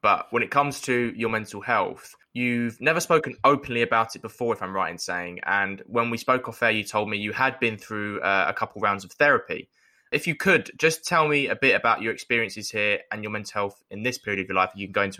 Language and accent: English; London, United Kingdom; I've fortunately been in London because I was born and raised here all my life.